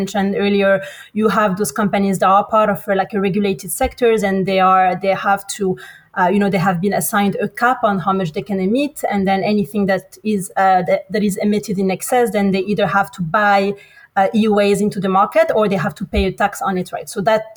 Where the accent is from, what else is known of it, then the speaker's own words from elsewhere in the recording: France; moved away as an adult; also born or lived in Morocco / United States / United Kingdom / Australia; I'm originally from Morocco. But born in France, studied in between France and the US, worked in the UK